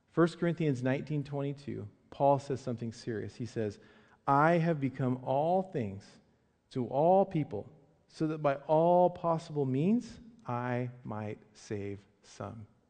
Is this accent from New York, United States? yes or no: no; Medford, Oregon, United States; I grew up in Medford, Southern Oregon.